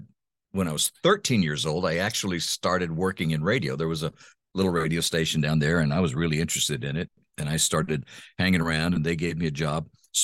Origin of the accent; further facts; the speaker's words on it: Honduras; also born or lived in United States; You know, it was, I grew up in Honduras in Central America. My parents were missionaries, and they went to the mission field when I was 10 months old.